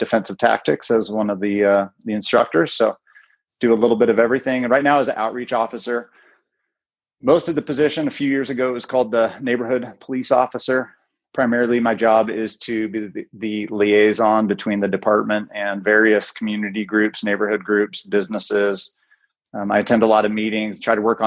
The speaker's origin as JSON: {"language": "English", "town": "Bellingham", "region": "Washington", "country": "United States", "tie": "born or raised there", "said": "Born and raised in Bellingham, went to BHS"}